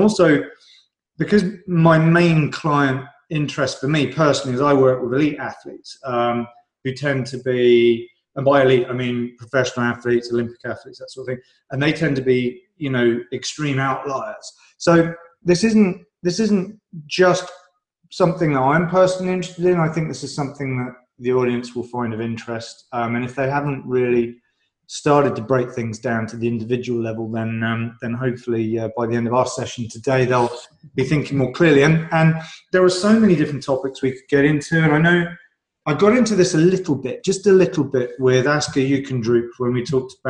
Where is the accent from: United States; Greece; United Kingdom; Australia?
United Kingdom; I'm British